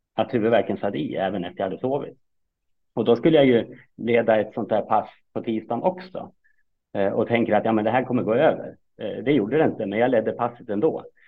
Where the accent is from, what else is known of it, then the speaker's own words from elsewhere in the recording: Fagersta, Västmanland, Sweden; moved away as an adult; also born or lived in Kalmar / Uppsala; jag är uppfostrad och uppväxt i Fagersta